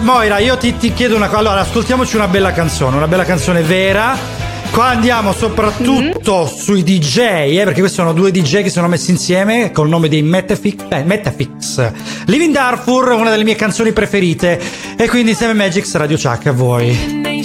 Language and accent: Italian; Calabria, Italy